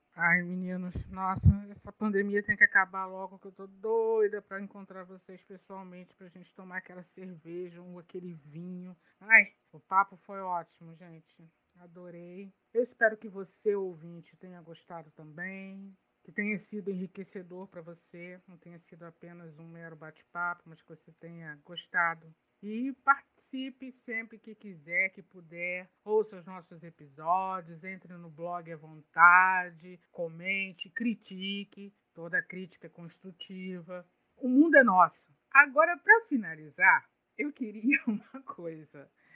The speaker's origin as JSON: {"language": "Portuguese", "town": "Duque de Caxias", "region": "Rio de Janeiro", "country": "Brazil", "tie": "born or raised there", "said": "minha cidade natal. É muito bom poder falar de onde eu nasci"}